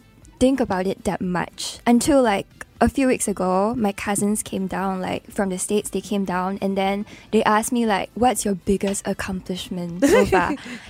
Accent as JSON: {"language": "English", "country": "Singapore", "tie": "born or raised there", "said": "what my identity is as a Singaporean."}